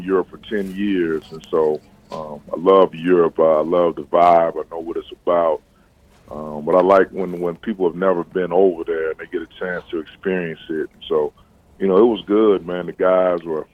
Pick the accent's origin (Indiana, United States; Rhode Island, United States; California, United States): Indiana, United States; East Chicago; moved away as an adult; also born or lived in Gary, Indiana / West Lafayette, Indiana; I was born in Gary, raised in East Chicago, and went to school in Gary my entire life before going to high school at Andran.